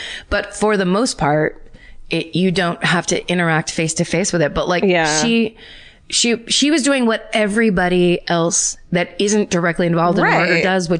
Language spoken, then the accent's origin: English; Illinois, United States; My hometown murder happened in 1994 in a western suburb of Chicago when I was 10 years old.